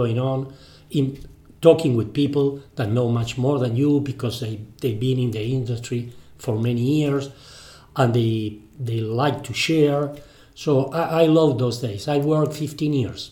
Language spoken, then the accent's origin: English; Argentina; first language Spanish; English is a second language; I was born in Argentina. So sorry for my English.